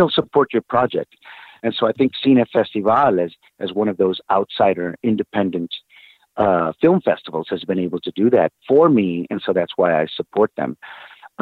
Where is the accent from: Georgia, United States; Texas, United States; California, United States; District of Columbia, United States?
Texas, United States; San Antonio; San Antonio, my hometown